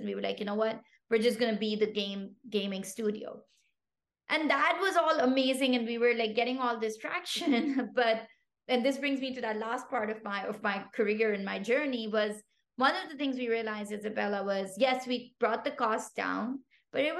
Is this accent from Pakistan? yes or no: yes; Pakistan; first language Pashto; English is a second language; moved away; I come from Pakistan originally